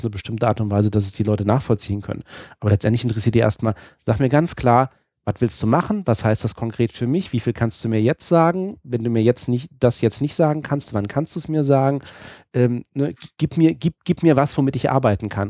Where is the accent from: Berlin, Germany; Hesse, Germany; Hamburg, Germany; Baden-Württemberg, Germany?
Hesse, Germany; also born or lived in Hanover / Düsseldorf; ich bin Hesse